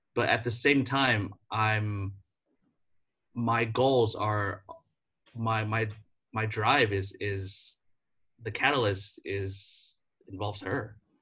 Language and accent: English; United States; moved away as an adult; as an American